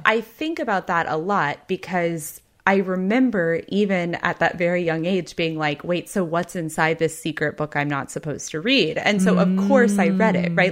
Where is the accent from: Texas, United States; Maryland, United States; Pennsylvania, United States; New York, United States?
Texas, United States; I grew up in Texas, which is a state